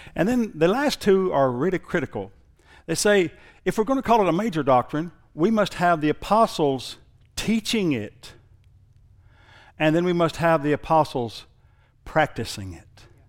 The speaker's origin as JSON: {"language": "English", "town": "Thackerville", "region": "Oklahoma", "country": "United States", "tie": "born or raised there", "said": "I went to school at Thackerville High. I graduated from there"}